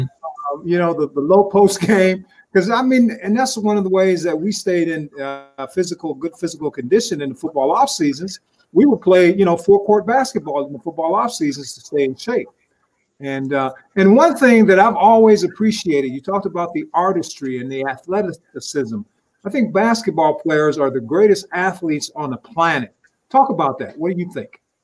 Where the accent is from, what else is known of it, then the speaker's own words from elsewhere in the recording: Detroit, Michigan, United States; We're from Detroit